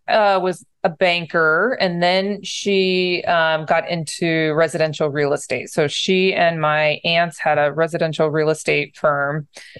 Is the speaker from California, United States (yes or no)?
yes; San Diego, California, United States; also born or lived in upstate New York; So, dad was in the Navy in my younger years, and I grew up in San Diego, and then we moved to upstate New York when he got out of the Navy.